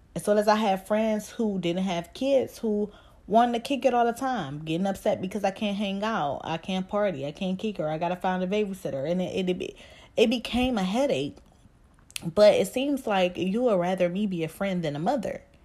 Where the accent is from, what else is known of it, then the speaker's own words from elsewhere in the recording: Cleveland, Ohio, United States; I'm from Cleveland, Ohio, and if you from Cleveland, I'm from down the way